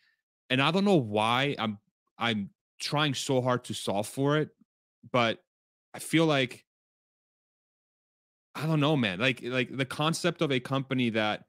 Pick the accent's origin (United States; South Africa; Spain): Spain; born there; I was born in Spain, after all.